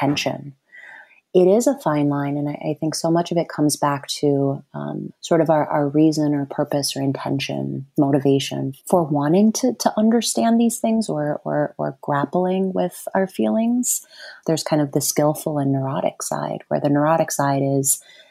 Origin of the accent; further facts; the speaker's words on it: Wisconsin and Ohio, Midwest, United States; moved away; also born or lived in New York City; I grew up in Wisconsin, between Wisconsin and Ohio.